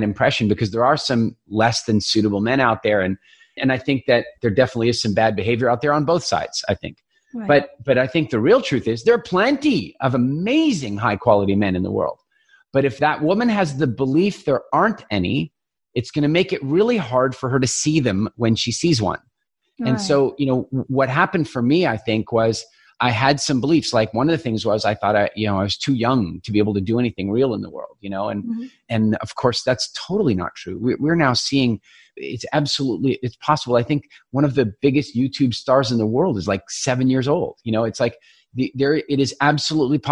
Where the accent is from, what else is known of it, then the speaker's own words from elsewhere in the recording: Eastern Canada, Canada; I grew up in Eastern Canada.